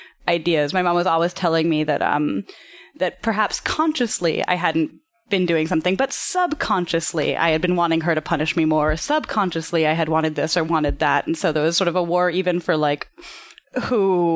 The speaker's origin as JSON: {"language": "English", "town": "New York City", "region": "New York", "country": "United States", "tie": "born or raised there", "said": "I grew up in Soho, actually. I grew up in the same loft that my mother moved into in 1974 when she first moved to America."}